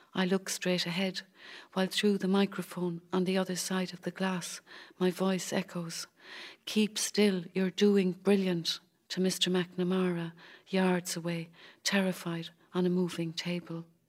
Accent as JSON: {"language": "English", "town": "Cork", "region": "Munster", "country": "Ireland", "accent": "Cork", "moved": "yes", "said": "my cork accent"}